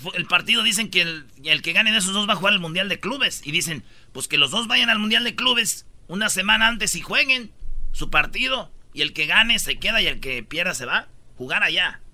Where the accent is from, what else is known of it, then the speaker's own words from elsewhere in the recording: Michoacán, Mexico; Yo soy de Michoacán